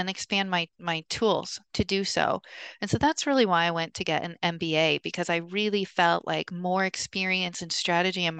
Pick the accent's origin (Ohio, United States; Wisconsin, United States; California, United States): Ohio, United States; Columbus; moved away as an adult; also born or lived in New York; now in Hong Kong; growing up in Ohio, in Columbus